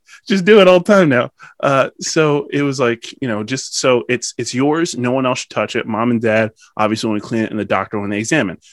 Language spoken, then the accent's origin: English; Pennsylvania, United States; Pennsylvanian first